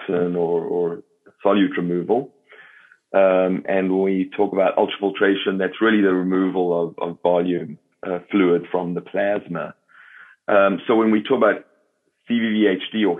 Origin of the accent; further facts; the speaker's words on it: South Africa; accent: South African; moved away as an adult; also born or lived in Baltimore, United States; now in United States; as you can hear from my accent, am a South African by birth. Came to the United States more than 30 years ago